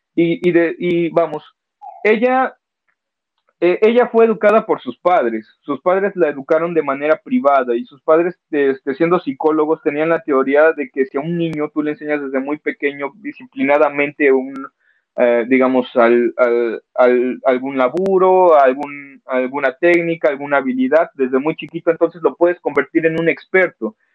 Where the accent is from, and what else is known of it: Mexico